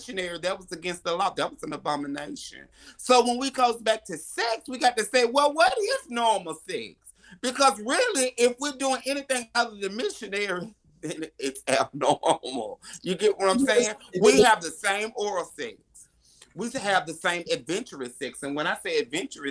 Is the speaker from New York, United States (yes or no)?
no; Alabama, United States; I'm from Alabama